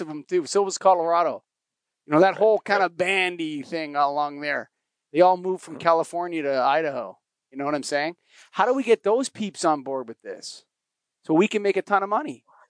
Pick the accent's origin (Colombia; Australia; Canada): Canada; I'm a Canadian